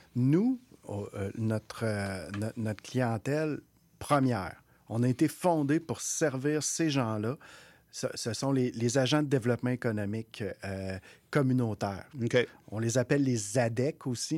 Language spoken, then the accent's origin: French; Quebec City, Quebec, Canada; also born or lived in Maliotenam (Uashat mak Mani-utenam), Quebec; je suis né là, mais je suis parti à peu près à quatre ans. Puis, je, j'ai été m'établir dans, la ville de Québec, où, où, je suis maintenant depuis plusieurs années